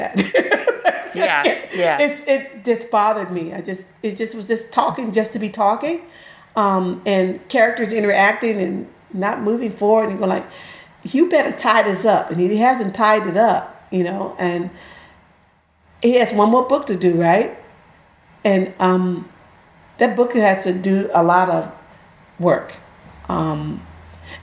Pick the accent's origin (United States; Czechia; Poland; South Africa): United States; Mid-South; moved away; also born or lived in Tennessee; I'm from the Mid-South, and it's based in Louisiana.